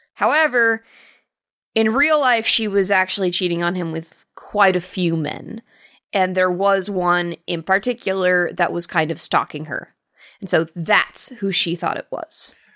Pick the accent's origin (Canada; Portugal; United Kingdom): United Kingdom; England; being an English person